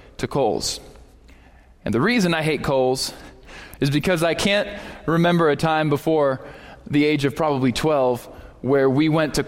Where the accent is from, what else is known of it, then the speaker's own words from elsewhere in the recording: Erie, Pennsylvania, United States; moved away as an adult; now in Texas, United States; When I grew up in Erie, Pennsylvania